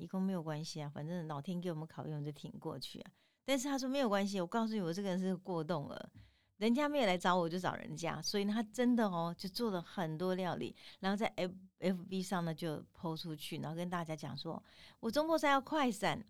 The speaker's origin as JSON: {"language": "Chinese", "region": "Tainan", "country": "Taiwan", "said": "我们台南人"}